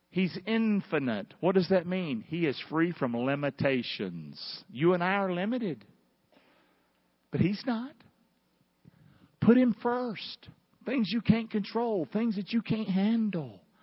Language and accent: English; the South, United States; accent: Southern